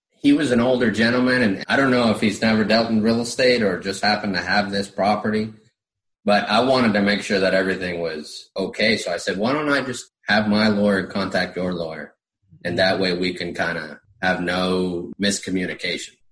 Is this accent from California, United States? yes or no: no; Florida, United States; now in Summerville, United States; She's from Virginia. I'm from Florida. I didn't want to be in Virginia.